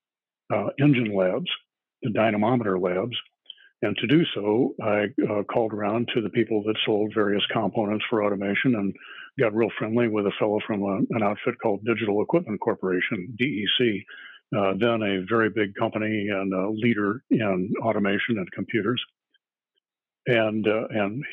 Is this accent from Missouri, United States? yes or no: yes; St. Louis, Missouri, United States; also born or lived in Detroit, Michigan / Flint, Michigan / Fort Wayne, Indiana; born and raised in St. Louis